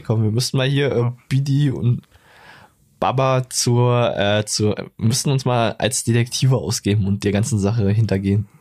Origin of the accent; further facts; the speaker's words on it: Brandenburg an der Havel, Brandenburg, Germany; Geboren in Brandenburg an der Havel